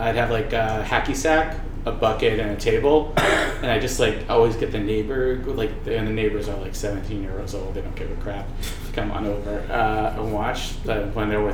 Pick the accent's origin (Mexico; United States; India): United States; Framingham, Massachusetts; also born or lived in Wellesley; I was born in Wellesley, grew up in Framingham